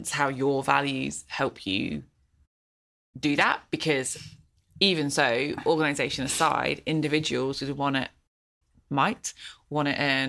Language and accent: English; England, United Kingdom; moved away as an adult; now in Sydney, Australia; So we both have accents, as you can tell, to the average Australian. And so I grew up in England